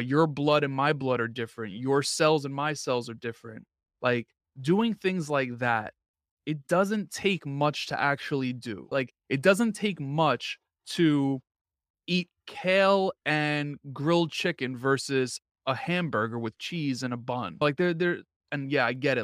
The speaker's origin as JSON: {"language": "English", "region": "New York", "country": "United States", "said": "I'm from New York"}